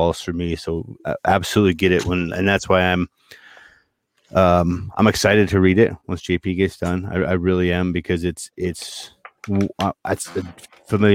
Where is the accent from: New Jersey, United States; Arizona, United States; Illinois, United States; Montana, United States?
Montana, United States; moved away; also born or lived in Boston; Growing up in Montana